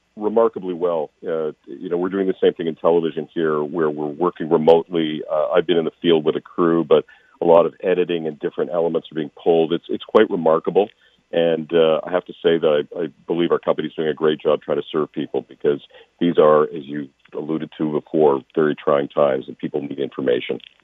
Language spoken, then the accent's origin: English; Calgary, Alberta, Canada; moved away; I'm born and raised in Calgary